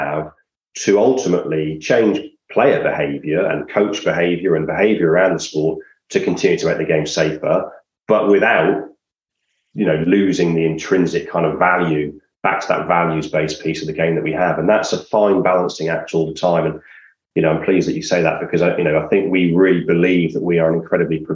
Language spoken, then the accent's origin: English; Gloucester, South West England, United Kingdom